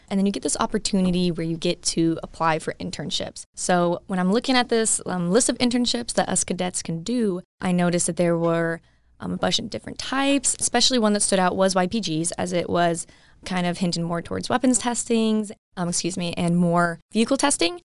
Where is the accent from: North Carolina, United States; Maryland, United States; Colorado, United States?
Colorado, United States; I'm from Colorado and I still go to school